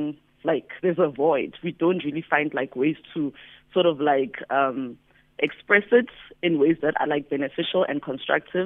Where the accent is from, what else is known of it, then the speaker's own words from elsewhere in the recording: Johannesburg, Gauteng, South Africa; I grew up in Soweto